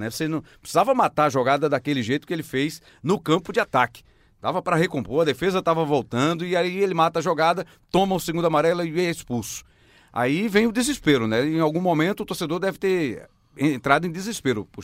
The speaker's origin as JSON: {"language": "Portuguese", "town": "São José do Egito", "region": "Pernambuco", "country": "Brazil", "said": "E eu não sou daqui não, viu? Sou de São José do Egito capital da poesia"}